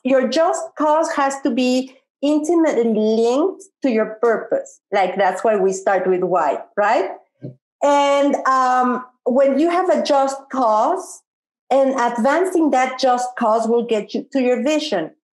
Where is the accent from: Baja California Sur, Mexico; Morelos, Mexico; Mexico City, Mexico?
Mexico City, Mexico; I'm from Mexico City.